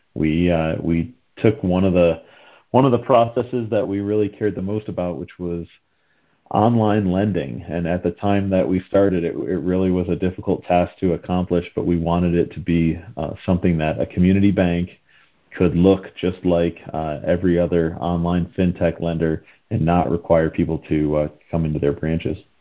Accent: the Northeast of the U.S., United States; also born or lived in Pennsylvania / Washington, D.C. metro area; I grew up in the Northeast of the U.S.

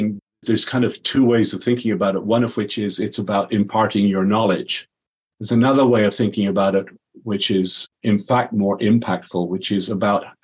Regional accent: Dublin, Leinster, Ireland; So I'm Irish. I was in Dublin.

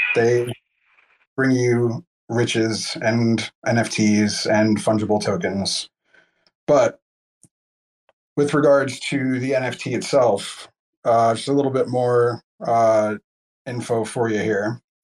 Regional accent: New Jersey, United States; I'm from New Jersey

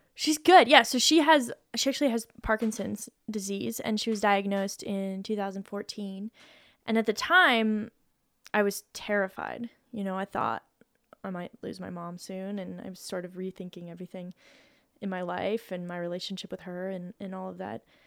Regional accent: Boulder, Colorado, United States; moved away as an adult; I moved away from Boulder

